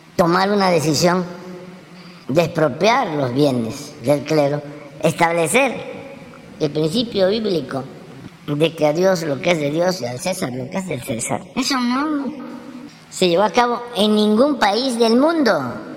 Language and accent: Spanish; Tepetitán, Tabasco, Mexico; moved away; yo digo que soy de Tepetitán, porque Macuspana eh, pues es la cabecera municipal. Mi pueblo es más pequeño. Es un pueblo a la, a la orilla de un río, donde fui muy feliz.